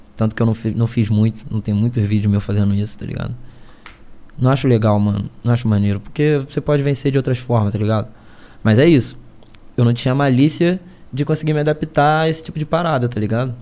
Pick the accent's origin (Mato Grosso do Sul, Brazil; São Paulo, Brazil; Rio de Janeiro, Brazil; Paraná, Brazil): Rio de Janeiro, Brazil; Niterói; Eu sou do Rio